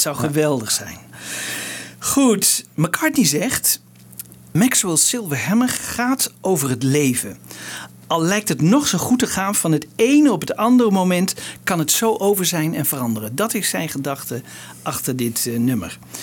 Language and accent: Dutch; Netherlands; als Nederlander